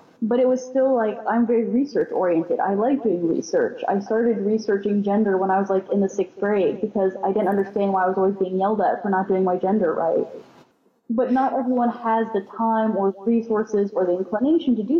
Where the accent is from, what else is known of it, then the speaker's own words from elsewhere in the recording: Houston, Texas, United States; I was raised in Houston, Texas